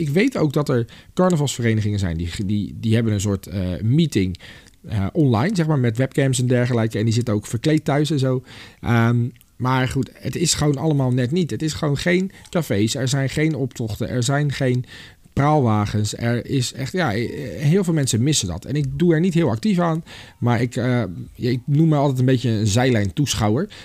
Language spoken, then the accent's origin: Dutch; Delft, South Holland, Netherlands; moved away; Ik kom oorspronkelijk uit Delft